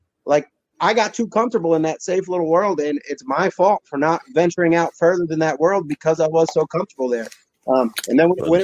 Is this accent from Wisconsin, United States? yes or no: no; New Jersey, United States; moved away as an adult; now in Palmer, United States; I grew up in New Jersey, but 10 minutes from where I live now. I do live in Pennsylvania now, though.